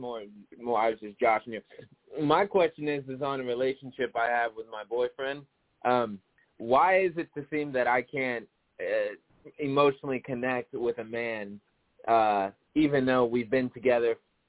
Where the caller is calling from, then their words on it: Stockton, California, United States; I'm calling from Stockton, California.